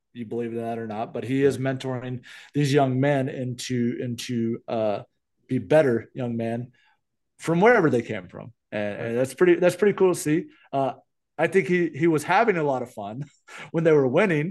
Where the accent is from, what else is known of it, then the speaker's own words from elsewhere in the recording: Mississippi, United States; my home state of Mississippi